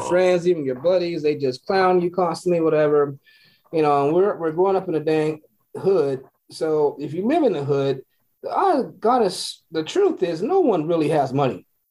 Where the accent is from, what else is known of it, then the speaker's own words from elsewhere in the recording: Los Angeles, California, United States; growing up in South Central, my whatever house I lived in or apartment